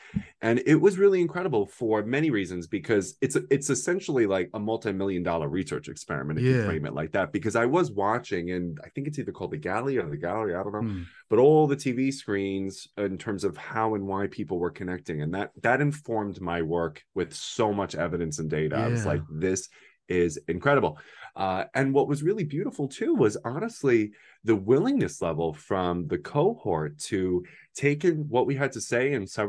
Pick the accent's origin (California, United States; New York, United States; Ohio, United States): New York, United States; I'm from New York. So all I know is like international languages and cultures and all this.